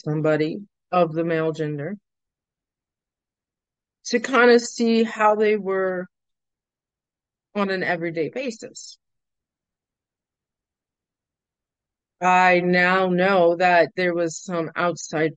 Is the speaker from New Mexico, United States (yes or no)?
no; Lake Arthur, Louisiana, United States; moved away as an adult; now in New Orleans, United States; they ended up in Lake Arthur for 18 years. 20 years, actually. 21. I moved out when I was 21. Well, moved out. I moved to New Orleans for school.